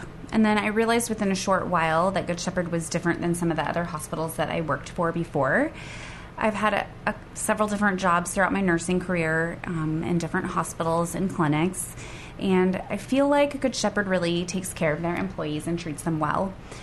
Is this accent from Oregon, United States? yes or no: yes; Willamette Valley, Newberg and McMinnville, Oregon, United States; moved away as an adult; now in Hermiston, United States; I've lived in Oregon my whole life. I came here from Willamette Valley area, Newburgh and McMinnville